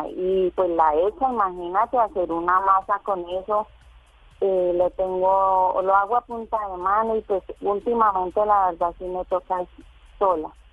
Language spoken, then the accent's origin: Spanish; Tuluá, Valle del Cauca, Colombia